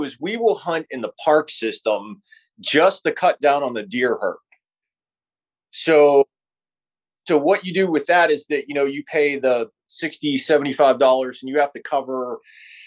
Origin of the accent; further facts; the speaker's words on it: Pittsburgh, Pennsylvania, United States; I grew up here in Pittsburgh